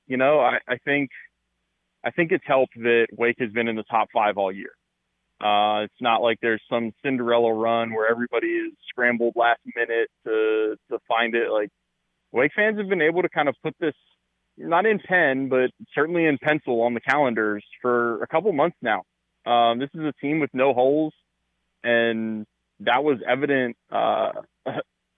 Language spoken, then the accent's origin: English; Kernersville, North Carolina, United States